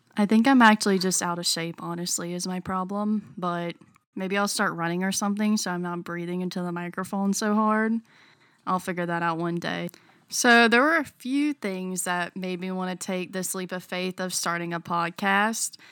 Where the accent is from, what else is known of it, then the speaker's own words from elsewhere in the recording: North Carolina, United States; I am born and raised in North Carolina